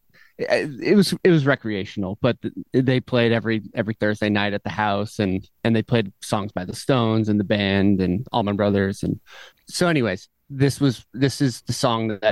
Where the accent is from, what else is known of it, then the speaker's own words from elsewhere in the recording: Vermont, United States; I grew up in Vermont, and I had parents who were really into music